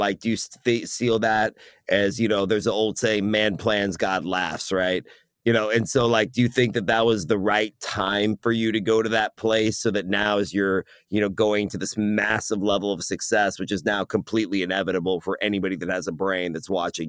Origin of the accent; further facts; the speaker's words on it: United States; half Iranian. Okay. And so, and I speak Farsi, and my mother is German. I was born here in the States